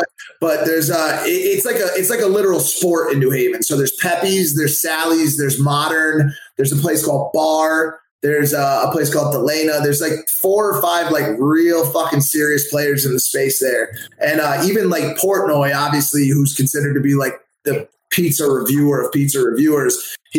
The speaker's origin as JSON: {"language": "English", "town": "New Haven", "region": "Connecticut", "country": "United States", "said": "I'm from New Haven, Connecticut."}